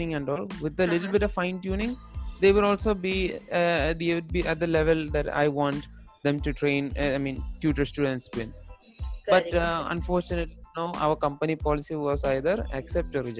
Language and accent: English; Kerala, India; also born or lived in Qatar; I'm from Kerala.